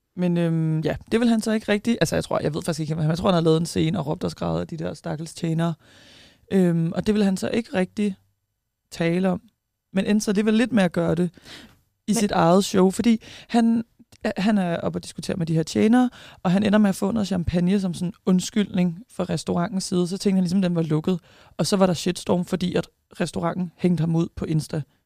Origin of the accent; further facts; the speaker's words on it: Tornby, North Denmark Region, Denmark; now in Aarhus, Denmark; Jeg er fra Tornby. Jeg bor i Aarhus